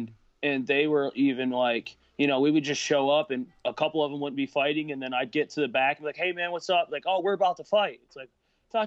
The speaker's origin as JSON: {"language": "English", "region": "northern Michigan", "country": "United States", "tie": "born or raised there", "said": "I used to live up north a little bit more, like more north in Michigan than where I do now"}